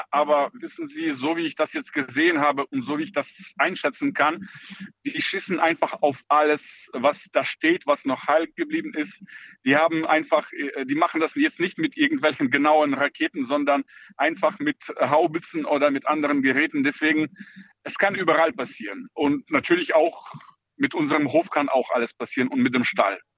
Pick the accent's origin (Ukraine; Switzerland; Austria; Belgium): Ukraine; German is a second language; now in Germany; ich als Ukrainer äh, fühle mich auch wohl mit dieser Gedanke.